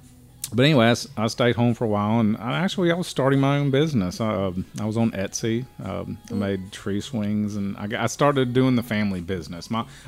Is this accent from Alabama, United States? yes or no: yes; Mobile, Alabama, United States; now in Dothan, United States; I'm actually from Mobile. I was born and raised in Mobile.